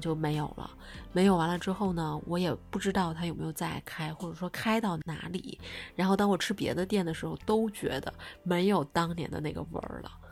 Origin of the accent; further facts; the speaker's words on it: Beijing, China; 作为一个北京土著